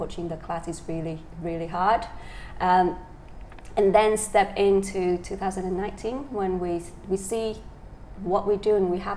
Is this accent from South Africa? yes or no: no; Dak Lak, Vietnam; moved away; I'm original from Dak Lak, a small town in the central highland of Vietnam.